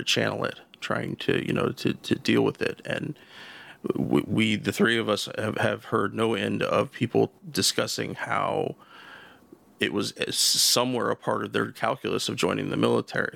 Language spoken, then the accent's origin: English; The Dalles, Oregon, United States; moved away as an adult; also born or lived in Portland area, Oregon; now in Portland, United States; I lived in my hometown of the Dalles. That's about an hour east of where I live now, in the Portland area.